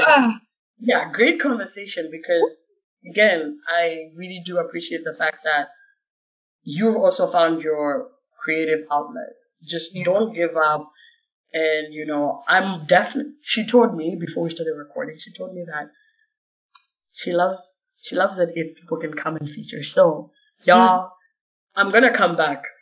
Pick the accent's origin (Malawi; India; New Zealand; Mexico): Malawi; I'm like Southeast of Africa, Malawi